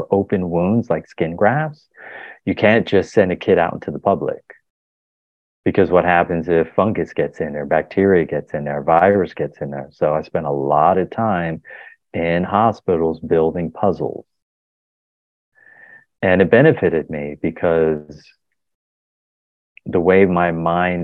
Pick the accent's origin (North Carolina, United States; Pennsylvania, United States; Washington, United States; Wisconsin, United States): Pennsylvania, United States; Philadelphia; I was born in Philadelphia